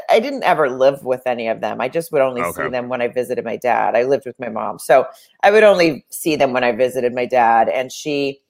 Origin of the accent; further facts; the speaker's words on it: Arkansas, United States; also born or lived in Germany / Miami / Texas / Virginia; we moved around a bunch when I was very, very young, but from the time I was 5-6 years old on, I was in Arkansas. But like, I was born in Germany, and then we lived in Miami, and we lived in Texas, and we lived somewhere in Virginia. But when they split up, we were in Dallas.